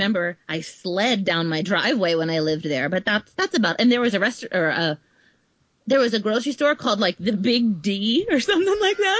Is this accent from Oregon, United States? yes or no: no; Uxbridge, Massachusetts, United States; born or raised there; also born or lived in Providence, Rhode Island; now in Florida, United States